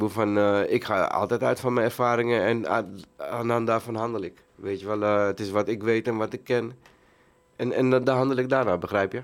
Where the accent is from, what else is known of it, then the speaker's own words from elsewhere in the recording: Amsterdam, North Holland, Netherlands; also born or lived in Suriname; ik ben geboren in Suriname. En eh, ja, toen ik een jaar was, eh, zijn we naar Amsterdam-Zuidoost gereisd.